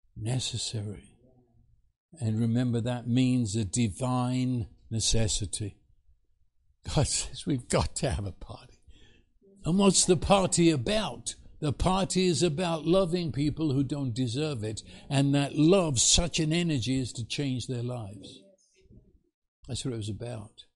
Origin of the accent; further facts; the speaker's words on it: England, United Kingdom; moved away as an adult; also born or lived in New York City, United States; now in Texas, United States; I come from England